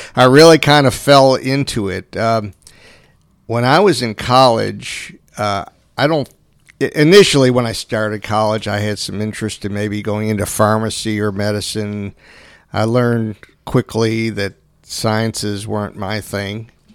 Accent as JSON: {"language": "English", "town": "Kenmore", "region": "New York", "country": "United States", "tie": "born or raised there", "said": "I grew up in Kenmore, New York, which is a suburb of Buffalo."}